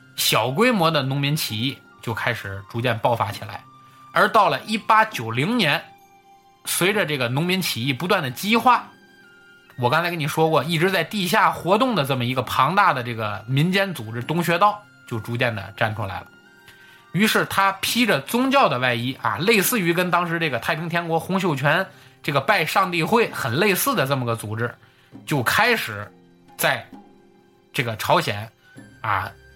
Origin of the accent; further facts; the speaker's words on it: Tianjin, China; 咱老家天津